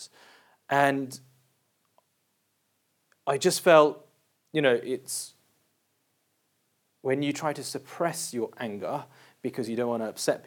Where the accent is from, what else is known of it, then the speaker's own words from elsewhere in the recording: London, United Kingdom; We went to a boys' school, we grew up in South London, you don't show weakness